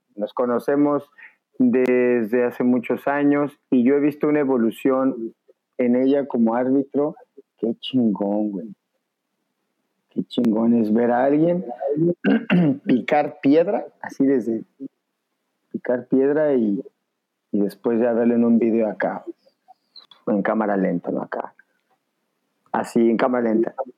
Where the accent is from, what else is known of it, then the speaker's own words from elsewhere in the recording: Mexico; somos mexicanos